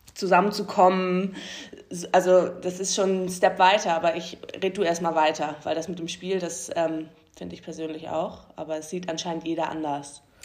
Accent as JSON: {"language": "German", "area": "the North", "region": "Northern Germany", "country": "Germany", "said": "wir kommen halt alle aus dem Norden"}